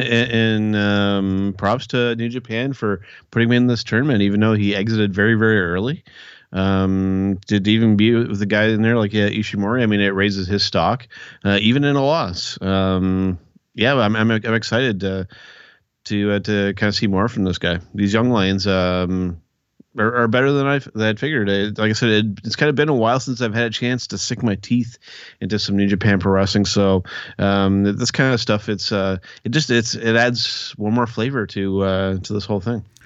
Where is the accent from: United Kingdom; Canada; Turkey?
Canada; I'm Canadian